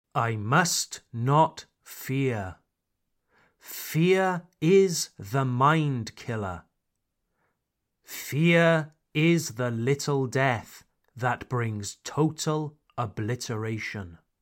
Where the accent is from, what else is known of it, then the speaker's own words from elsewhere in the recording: United Kingdom; now in France; I am a British expatriate living in France